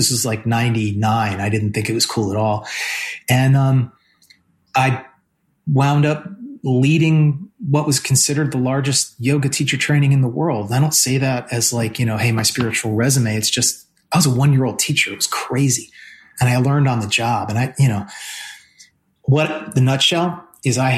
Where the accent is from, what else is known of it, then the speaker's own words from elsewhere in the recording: New Jersey, United States; I'm from New Jersey